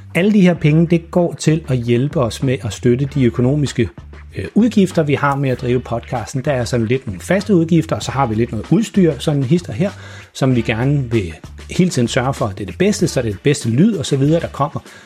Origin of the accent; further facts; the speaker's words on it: Farum, Capital Region of Denmark, Denmark; moved away; jeg opvoksede i Farum